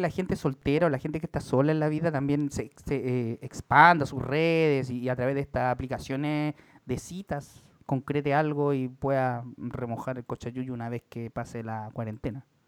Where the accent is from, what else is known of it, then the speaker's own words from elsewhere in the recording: Valparaíso, Chile; now in Santiago, Chile; soy de Valparaíso